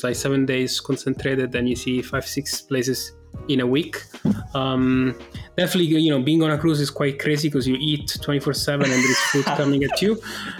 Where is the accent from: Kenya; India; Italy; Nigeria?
Italy; Rome, Lazio; moved away as an adult; also born or lived in Manchester, United Kingdom; now in London, United Kingdom; I was born in Rome. I lived in Rome. So I did like all my school in Rome till high school.